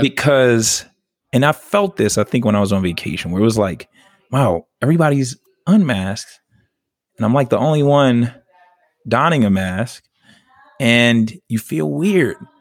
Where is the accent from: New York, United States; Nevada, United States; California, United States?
New York, United States; New York City; moved away; also born or lived in the South; I'm a New Yorker to the fullest